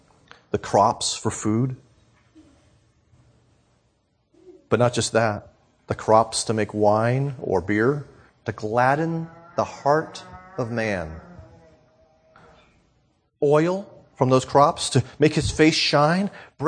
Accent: New England, United States; I grew up in New England. I grew up in my family.

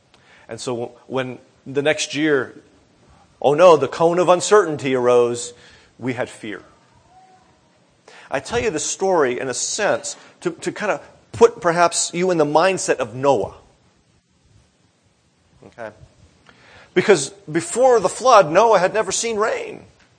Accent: Northeast, United States; now in Florida, United States; And both my wife and I grew up in the Northeast, and so we thought we understood hurricanes.

